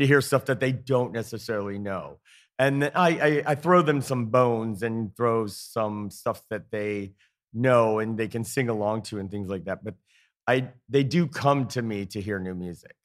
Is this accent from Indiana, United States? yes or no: yes; Indiana, United States; moved away as an adult; also born or lived in Atlanta, Georgia; now in Easton, United States; I'm from Indiana originally